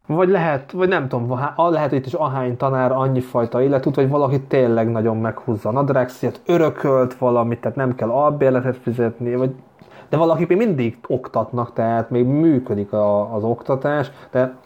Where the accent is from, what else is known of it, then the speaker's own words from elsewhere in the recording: Hungary; moved away as an adult; now in Vienna, Austria; megvan még a magyar mm, útlevelem